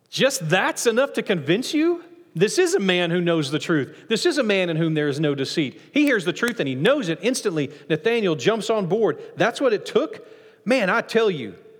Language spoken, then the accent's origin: English; Nacogdoches, Texas, United States; I'm from Nacogdoches